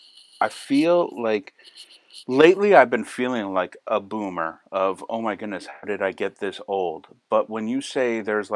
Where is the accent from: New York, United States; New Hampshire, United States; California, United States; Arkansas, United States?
New Hampshire, United States; Manchester; also born or lived in Maine; I grew up in New Hampshire in a small town of Manchester, New Hampshire, and in there, I knew nothing of woodworking. We journeyed all the way to the backwoods of Maine. My family moved around in my childhood a whole lot.